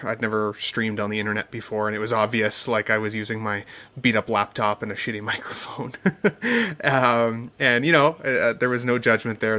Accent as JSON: {"language": "English", "country": "Canada", "said": "I'm also Canadian"}